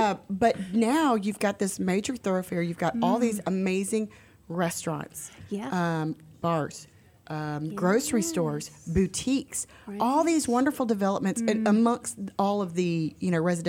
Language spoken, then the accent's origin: English; Conroe, Texas, United States; So I was born and raised in Conroe. My grandmother lived in Montgomery off 2854.